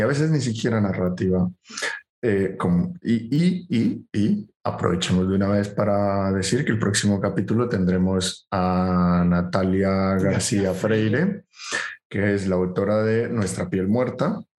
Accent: Colombia; soy colombiano

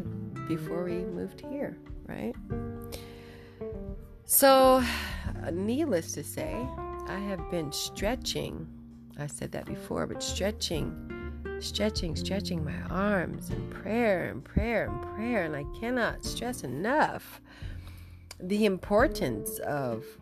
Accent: United States; moved away as an adult; now in Vancouver, Canada; I'm originally from America

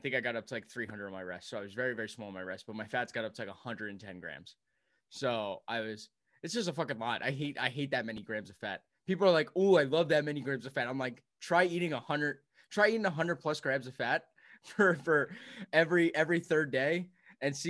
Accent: Philadelphia, Pennsylvania, United States; moved away; I'm from Philly

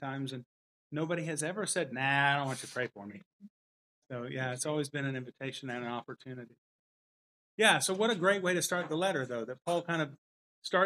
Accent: the South, United States; now in Rogers, Arkansas, United States; I'm from the South

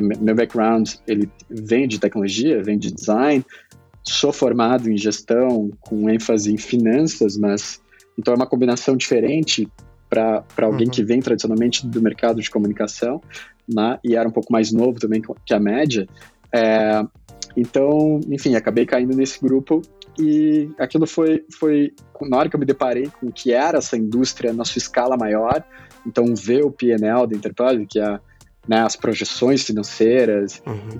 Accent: Pelotas, Rio Grande do Sul, Brazil; sou do interior do Grande Sul, né? Nasci em Pelotas, hum. lá no interior do interior do Grande do Sul

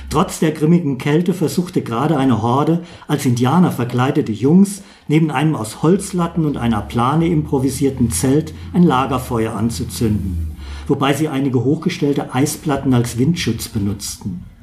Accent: Zweibrücken, Rhineland-Palatinate, Germany; born there; Einmal, ich bin Kurpfälzer, geboren in Zweibrücken.

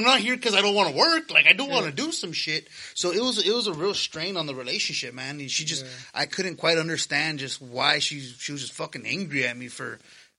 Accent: United States; as an American, because again, yes, I am a Latino male, but I am an American.

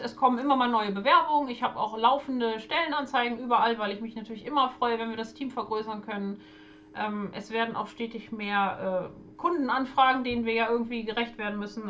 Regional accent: Germany; wir haben als Deutsche

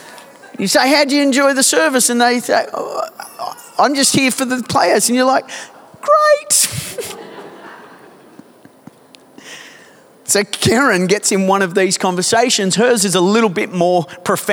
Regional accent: Australia

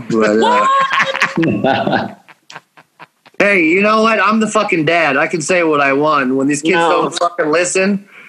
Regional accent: Portland, United States; moved away; I am originally from Portland.

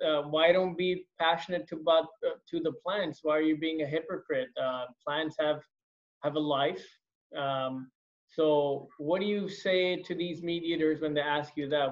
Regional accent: India; moved away; I'm originally from India

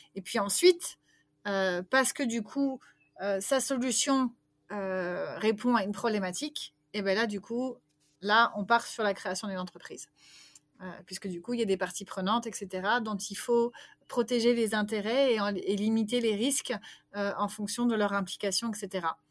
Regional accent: France; moved away as an adult; also born or lived in Vancouver, Canada / Montreal, Canada; now in Bulgaria; j'ai quitté la France quand j'avais 30 ans

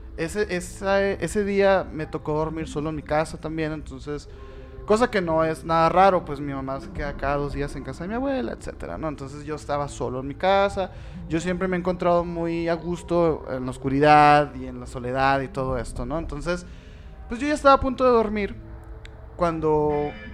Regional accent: Sonora, Mexico; somos de Sonora

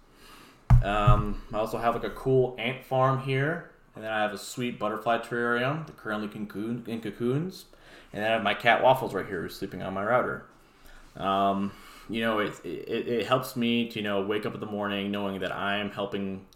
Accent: Las Vegas, Nevada, United States; I'm from Las Vegas

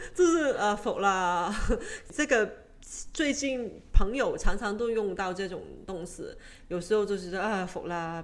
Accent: Hong Kong; 我们香港

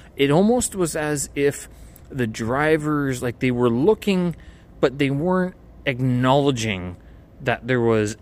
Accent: Canada; now in Beijing, China; Being Canadian

